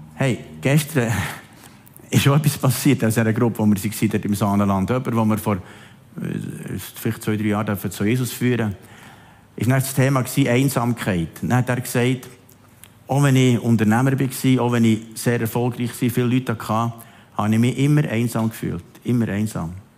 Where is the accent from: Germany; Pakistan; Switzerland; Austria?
Switzerland; Zum Glück sind wir Schweizer